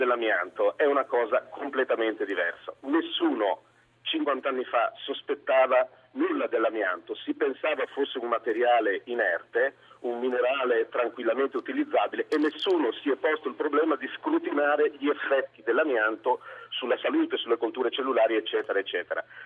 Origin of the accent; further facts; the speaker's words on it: San Daniele del Friuli, Friuli-Venezia Giulia, Italy; io sono friulano del San Daniele